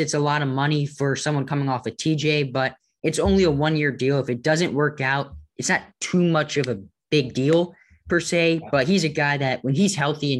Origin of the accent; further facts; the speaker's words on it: New York, United States; now in near Washington, D.C., United States; So I was born in New York. All my family is from New York. So I'm diehard Yankees fan, diehard Knicks fan, diehard Giants fan. But living right outside of DC